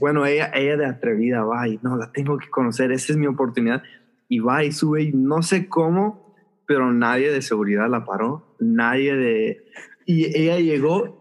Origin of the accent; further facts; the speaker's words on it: Los Angeles, California, United States; yo nací y crecí acá en, en Los Ángeles